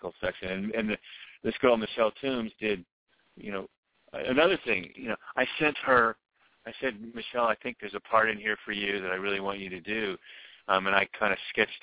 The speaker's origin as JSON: {"language": "English", "town": "New Orleans", "region": "Louisiana", "country": "United States", "also_born_or_lived": "Dallas / Nashville", "moved": "yes", "said": "I'm from New Orleans"}